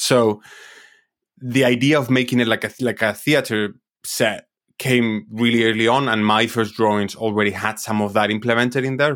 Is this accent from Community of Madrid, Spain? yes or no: yes; Madrid, Community of Madrid, Spain; I'm, I'm originally from Spain, from, I, I was born in Madrid and I grew up in Madrid.